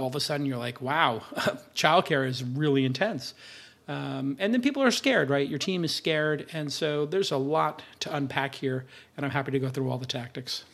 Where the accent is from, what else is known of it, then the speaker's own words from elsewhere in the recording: New York City, New York, United States; I'm from Brooklyn